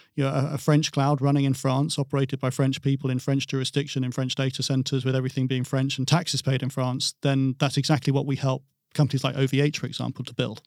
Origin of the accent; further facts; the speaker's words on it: England, United Kingdom; I'm English, um, I'm European